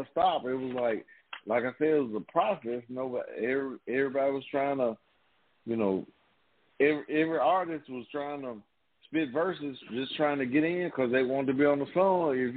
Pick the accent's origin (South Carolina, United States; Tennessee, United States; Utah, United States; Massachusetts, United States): Tennessee, United States; Memphis; I'm from the Magnolia in Memphis